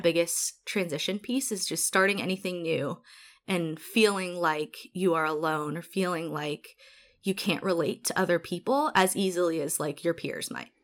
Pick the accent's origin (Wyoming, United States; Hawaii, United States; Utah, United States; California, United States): Hawaii, United States; Honolulu; moved away as an adult; also born or lived in Eastern Washington; now in Seattle, United States; it was amazing growing up there